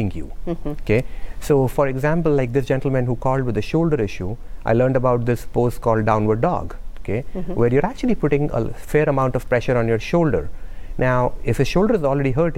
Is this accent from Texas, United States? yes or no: no; Minnesota, United States; now in Bossier City, United States; I'm from Minnesota